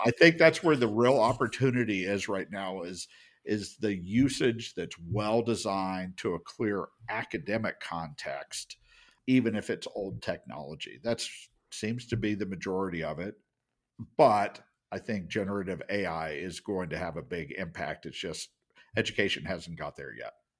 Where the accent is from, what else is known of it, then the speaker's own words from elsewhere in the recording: United States; As an American